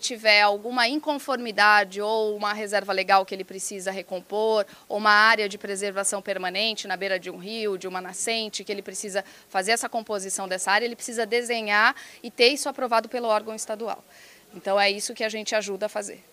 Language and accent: Portuguese; Piracicaba, São Paulo, Brazil; Eu sou do interior de Piracicaba, interior de São Paulo